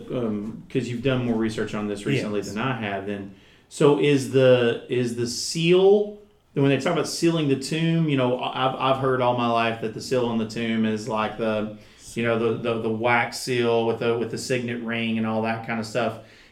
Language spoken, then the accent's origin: English; United States; I'm from Surrey County, but I ain't doing that.